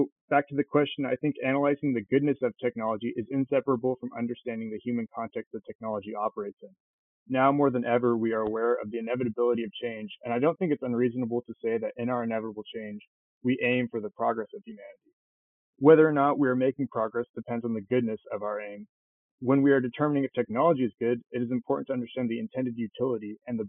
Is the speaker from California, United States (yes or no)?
yes; Mission Viejo, California, United States; from Mission Viejo, California